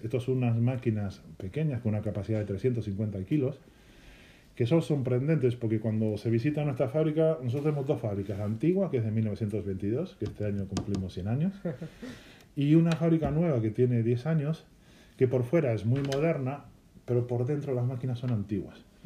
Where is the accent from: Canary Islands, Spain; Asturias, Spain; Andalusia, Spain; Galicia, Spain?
Galicia, Spain; yo vengo de Galicia, que es una zona de mucho pan